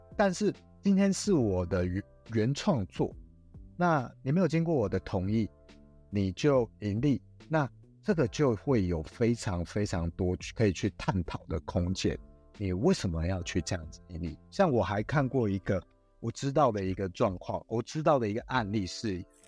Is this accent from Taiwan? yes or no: yes; Taiwan; 我们台湾人